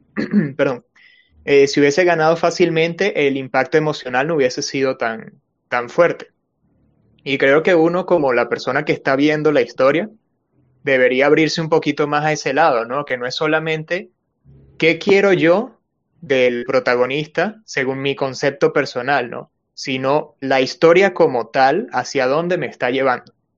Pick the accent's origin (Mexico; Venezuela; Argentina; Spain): Venezuela; now in Peru; soy venezolano, pero vivo en Perú.